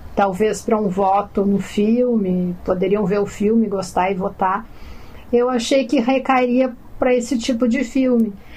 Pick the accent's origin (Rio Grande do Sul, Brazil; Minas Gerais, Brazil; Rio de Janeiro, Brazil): Rio Grande do Sul, Brazil; Porto Alegre; Eu nasci e cresci em Porto Alegre